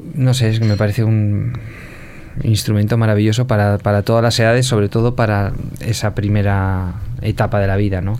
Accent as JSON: {"language": "Spanish", "region": "Cantabria", "country": "Spain", "moved": "yes", "said": "yo soy de Cantabria"}